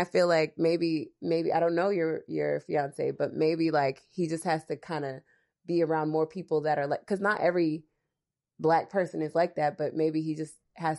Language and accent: English; New Jersey, United States; I'm Nigerian, but I was born in Jersey